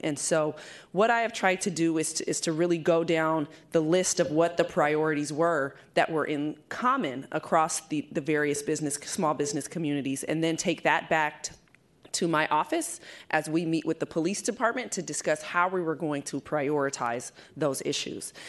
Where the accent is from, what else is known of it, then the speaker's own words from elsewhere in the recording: East Bay, California, United States; moved away as an adult; now in San Francisco, United States; I was born and raised in the East Bay